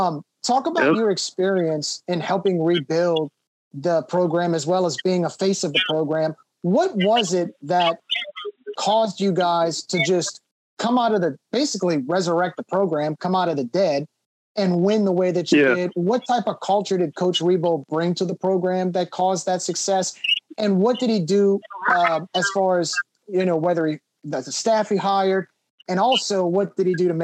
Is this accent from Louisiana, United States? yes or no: yes; Kenner, Louisiana, United States; moved away as an adult; now in Lafayette, United States; I was born and raised in Kenner